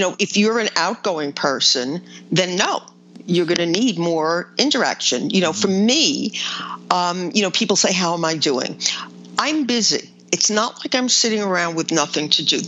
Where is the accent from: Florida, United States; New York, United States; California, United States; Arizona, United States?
New York, United States; I've lived here my whole life.